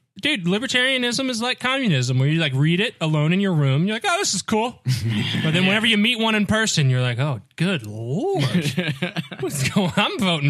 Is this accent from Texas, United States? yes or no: yes; Texas, United States; That's because we're from Texas, okay?